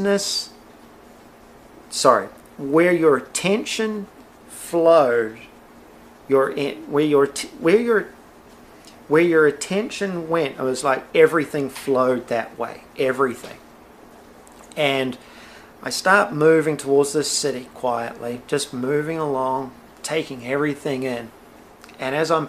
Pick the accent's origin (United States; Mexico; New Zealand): New Zealand; Blenheim, Marlborough; I grew up in the Wairau Valley of Blenheim, New Zealand